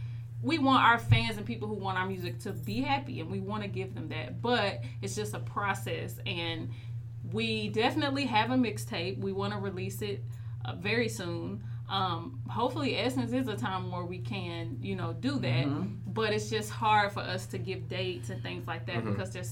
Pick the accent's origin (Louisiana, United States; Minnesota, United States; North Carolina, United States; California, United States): North Carolina, United States; Charlotte; Charlotte, North Carolina.